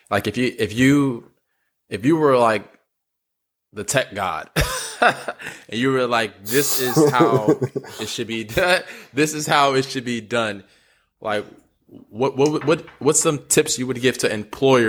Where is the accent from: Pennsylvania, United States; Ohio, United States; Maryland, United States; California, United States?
California, United States; Oakland; I'm from Oakland, California. So right across the bridge from Silicon Valley